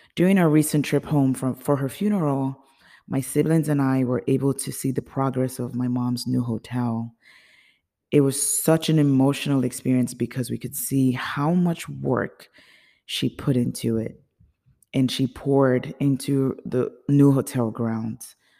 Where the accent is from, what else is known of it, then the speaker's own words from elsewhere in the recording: Nigeria; also born or lived in United States; now in Chicago, United States; I was born in the United States, but I grew up in Nigeria.